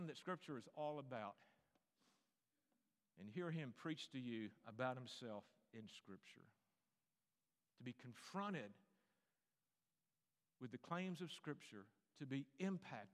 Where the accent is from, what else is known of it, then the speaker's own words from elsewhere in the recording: Greensboro, North Carolina, United States; now in Little Rock, United States; my hometown, Greensboro, North Carolina